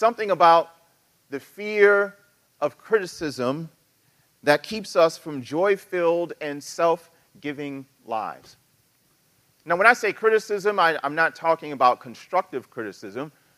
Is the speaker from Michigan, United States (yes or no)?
no; New York City, New York, United States; I'm from New York City